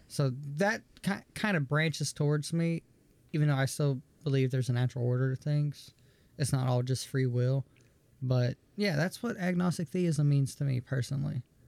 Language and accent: English; the South, United States; growing up in the South